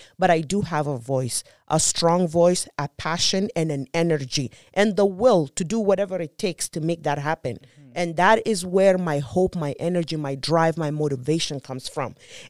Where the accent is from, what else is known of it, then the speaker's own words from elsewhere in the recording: South Sudan; And growing up in South Sudan, and that's where I came up with my statistic